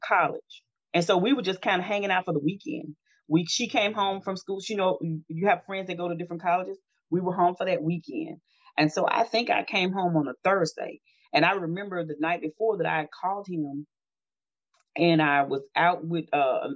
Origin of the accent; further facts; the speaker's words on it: Natchez, Mississippi, United States; My hometown is Natchez, Mississippi, and on the river.